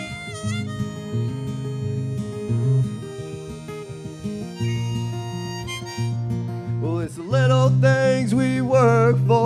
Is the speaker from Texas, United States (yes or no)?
yes; Waxahachie, Texas, United States; I'm from Waxahachie, Texas